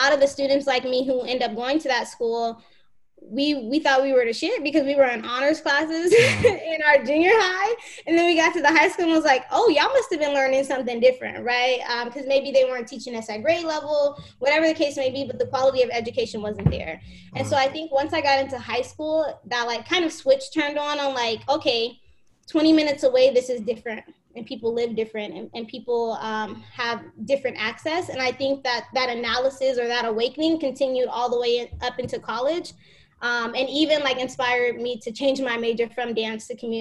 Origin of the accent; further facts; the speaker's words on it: Phoenix, Arizona, United States; I grew up in South Phoenix